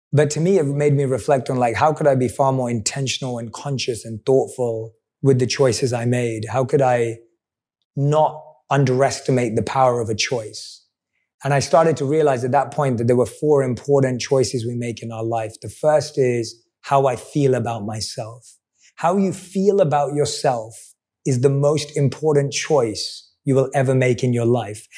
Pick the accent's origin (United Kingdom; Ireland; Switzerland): United Kingdom; London; I'm a boy from London